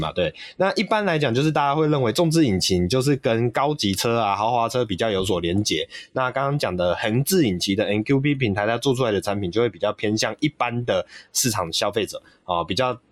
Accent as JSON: {"language": "Chinese", "country": "Taiwan", "said": "我们台湾这边也还是会有点期待"}